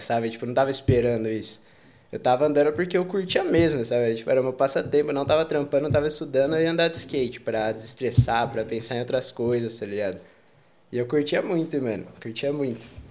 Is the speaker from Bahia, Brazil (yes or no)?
no; Campinas, São Paulo, Brazil; moved away as an adult; also born or lived in Valinhos, São Paulo / Australia / Italy; now in Barcelona, Spain; eu, tipo, cresci em Campinas praticamente